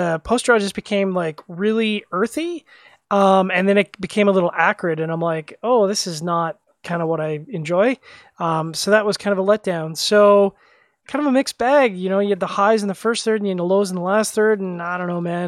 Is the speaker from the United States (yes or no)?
no; Canada; being a Canadian